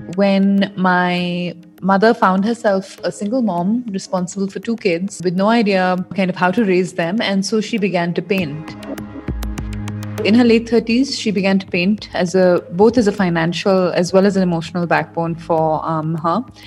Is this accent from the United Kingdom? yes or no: no; India; the youth in India, including myself